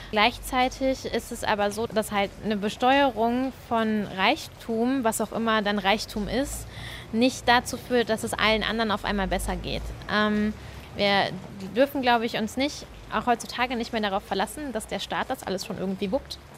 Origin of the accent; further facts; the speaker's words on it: Halle an der Saale, Saxony-Anhalt, Germany; born there; now in Bochum, Germany; ich bin 27, wohne in Bochum, komme gebürtig aus Halle an der Saale, bin Rechtsreferendarin zurzeit.